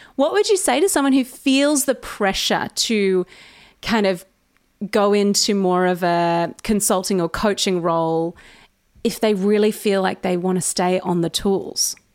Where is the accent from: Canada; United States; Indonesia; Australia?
Australia; accent: Australian; I sound so Australian